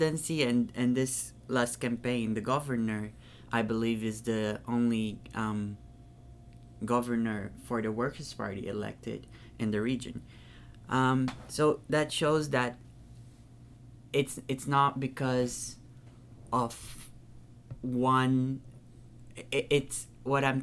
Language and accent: English; Natal, Rio Grande do Norte, Brazil; moved away; I'm from Natal